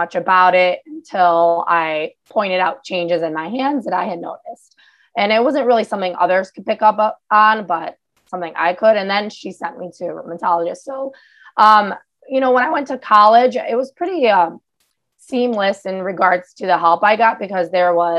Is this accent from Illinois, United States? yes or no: yes; Chicago, Illinois, United States; I'm from Chicago